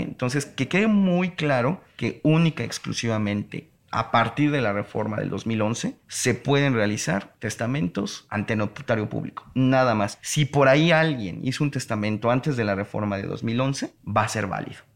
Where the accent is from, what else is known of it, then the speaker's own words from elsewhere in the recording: Mexico; si nosotros como ciudadanos mexicanos estamos en el extranjero